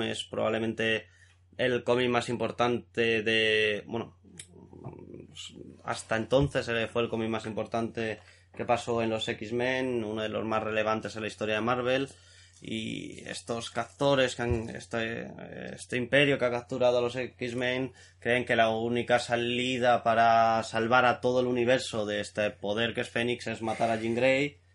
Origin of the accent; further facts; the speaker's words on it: Spain; Yo soy español.